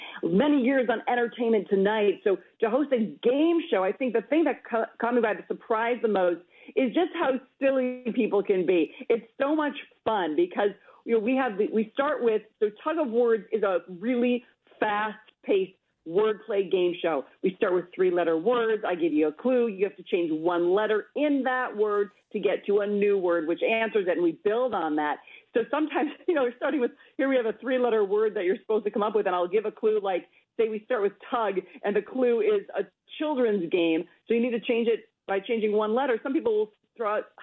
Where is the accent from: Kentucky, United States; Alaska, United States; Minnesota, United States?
Minnesota, United States; I'm a Minnesotan